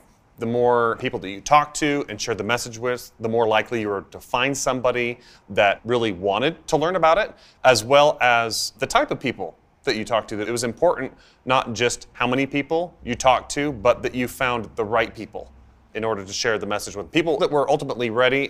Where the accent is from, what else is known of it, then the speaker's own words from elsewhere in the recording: Idaho, United States; I come from a family of 9 kids. And like any cliched Idaho family, we grew up on a potato farm.